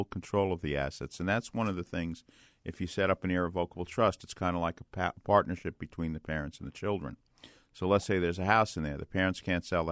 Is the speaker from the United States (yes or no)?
yes; New York City, New York, United States; I come from Brooklyn, so, you know, that's my hometown